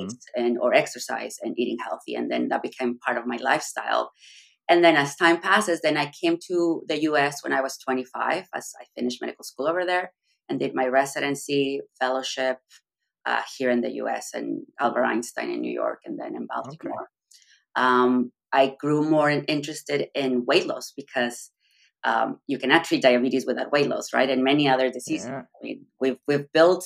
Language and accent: English; Mexico; moved away as an adult; So I'm from Mexico. I'm originally from Mexico. I did medical school in Mexico.